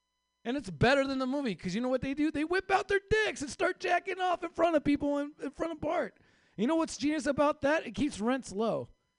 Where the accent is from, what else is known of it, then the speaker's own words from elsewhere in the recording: Mexico; I had no chance making it in Hollywood as a Mexican, right?